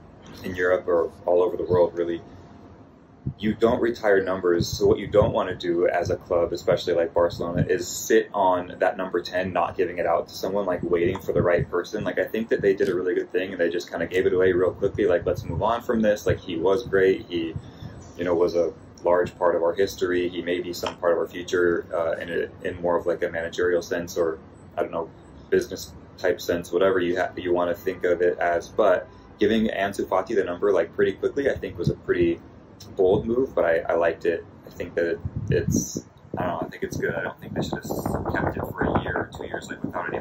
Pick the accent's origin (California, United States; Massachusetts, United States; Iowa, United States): California, United States; Los Angeles; I grew up in Los Angeles watching the Lakers